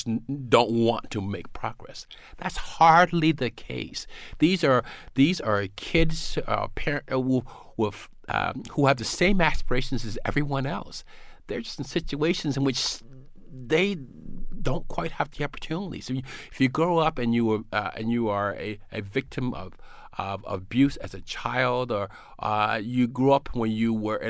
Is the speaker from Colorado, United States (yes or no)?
no; South Carolina, United States; Well, you know, I grew up in South Carolina in a fairly, you know, poor neighborhood.